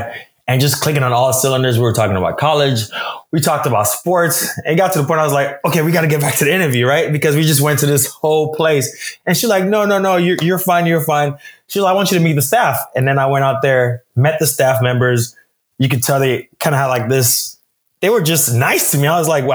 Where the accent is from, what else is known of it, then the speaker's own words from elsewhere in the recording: Nigeria; I'm Nigerian. My parents are Nigerians as well.